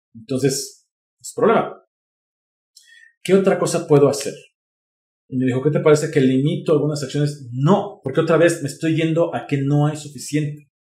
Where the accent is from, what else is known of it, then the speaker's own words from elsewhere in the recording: Mexico; soy mexicano